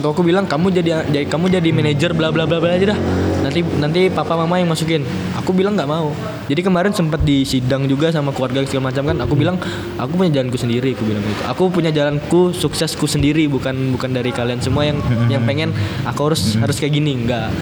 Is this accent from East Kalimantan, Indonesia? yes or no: yes; Tenggarong, East Kalimantan, Indonesia; kalau aku sih bangga sih sebagai orang Tenggarong, kayak gitu, lahir di situ